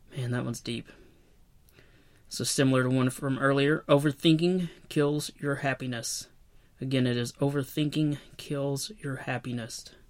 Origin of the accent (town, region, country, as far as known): Knoxville, Tennessee, United States; born or raised there